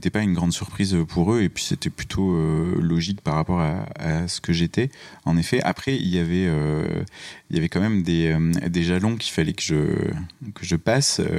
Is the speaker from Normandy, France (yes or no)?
no; Auvergne-Rhône-Alpes, France; moved away; also born or lived in Colmar; suis né à Colmar, ça c'est important. Ça n'est pas l'Auvergne. Et ensuite, j'ai grandi en Auvergne.